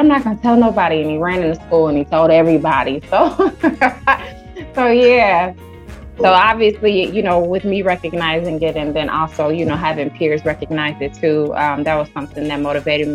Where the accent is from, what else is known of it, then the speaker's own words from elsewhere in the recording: Sacramento, California, United States; also born or lived in Twin Cities, Minnesota; now in Minneapolis–Saint Paul, United States; I'm originally from Sacramento, California, but I reside in the Twin Cities